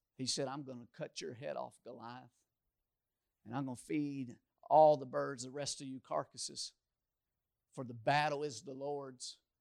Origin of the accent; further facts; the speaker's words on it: Louisville, Kentucky, United States; moved away; I grew up in Louisville, the largest city in Kentucky